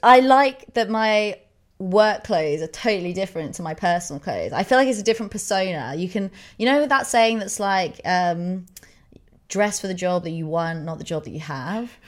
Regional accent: England, United Kingdom; we're English

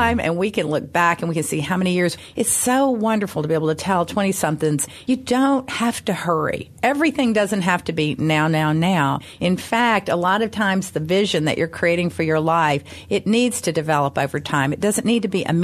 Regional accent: Memphis, Tennessee, United States; Growing up in Memphis, I went to the University of Memphis.

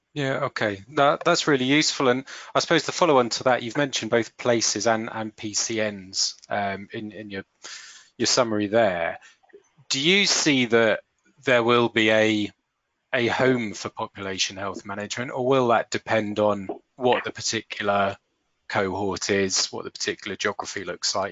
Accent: St Albans, East of England, United Kingdom; my hometown of St Albans

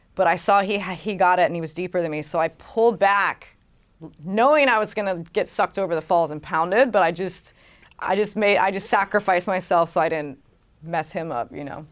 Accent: Hawaii, United States; growing up in Hawaii

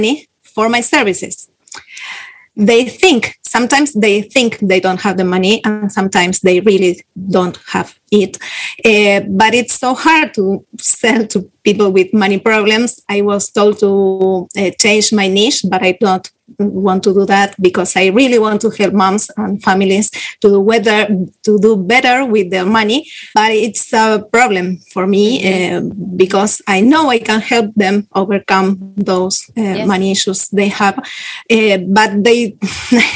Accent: Buenos Aires, Argentina; English is a second language; I live in Argentina. I'm from Buenos Aires

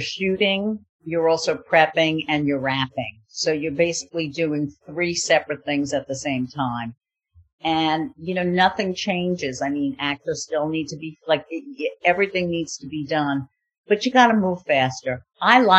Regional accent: New York, United States; moved away; I'm a New Yorker. We used to go to plays.

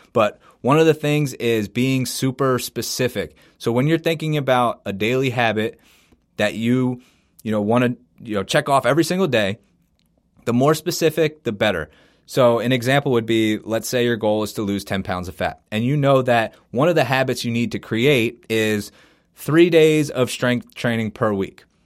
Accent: Philadelphia, Pennsylvania, United States; I'm from Philadelphia, so as a Sixers fan

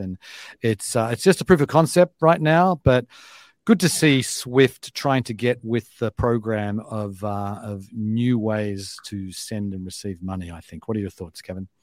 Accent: Australia; moved away as an adult; now in United States; if I was moving over here today as an Australian

